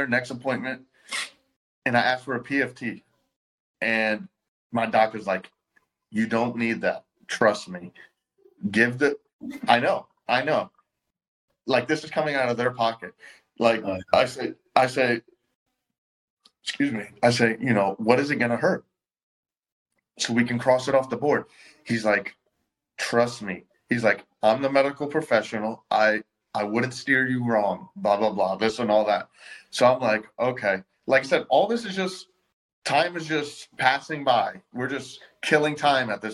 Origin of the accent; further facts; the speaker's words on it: Florida, United States; also born or lived in Jacksonville; I'm from Florida.